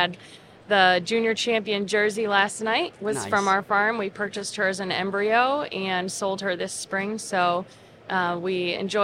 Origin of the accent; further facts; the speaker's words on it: Wisconsin, United States; moved away as an adult; now in New York, United States; I grew up in Wisconsin and met my husband, Tyler, at Cornell University